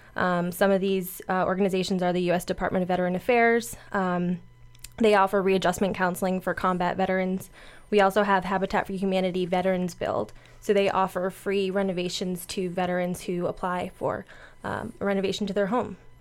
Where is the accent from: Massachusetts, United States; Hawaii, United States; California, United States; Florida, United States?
Florida, United States; Boca Raton; I'm a Boca native